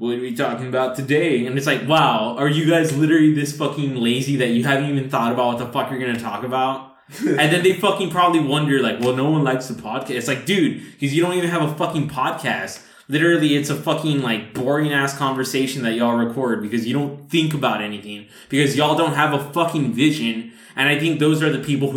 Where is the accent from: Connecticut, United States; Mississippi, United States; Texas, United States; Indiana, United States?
Texas, United States; Rio Grande Valley; we're from the Rio Grande Valley